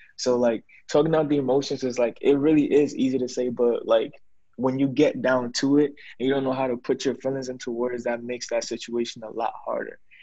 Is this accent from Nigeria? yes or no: no; Ghana; I'm from Ghana